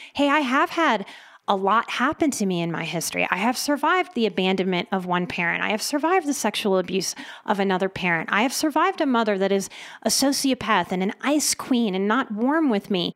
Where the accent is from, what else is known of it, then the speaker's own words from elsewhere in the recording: New Orleans, Louisiana, United States; first language English; I'm from New Orleans